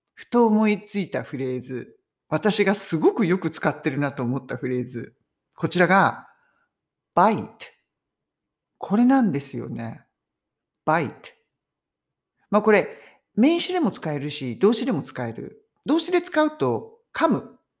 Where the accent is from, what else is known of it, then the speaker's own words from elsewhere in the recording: Japan; now in United Kingdom; 海外に住んでても、日本人っぽい感じ